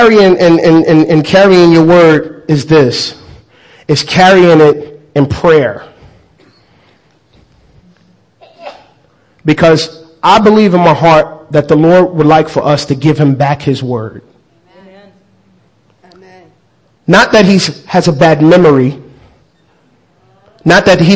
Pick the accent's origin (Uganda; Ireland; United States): United States; I'm actually American